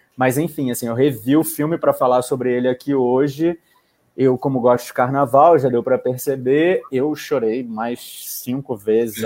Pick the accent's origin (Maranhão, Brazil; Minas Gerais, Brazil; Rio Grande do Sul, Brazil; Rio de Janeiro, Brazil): Rio de Janeiro, Brazil; Fluminense; como bom fluminense